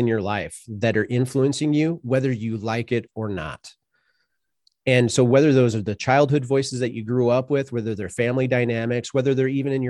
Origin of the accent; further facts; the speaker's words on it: Sioux City, Iowa, United States; so I grew up in Sioux City, Iowa, and I didn't necessarily grow up in a broken family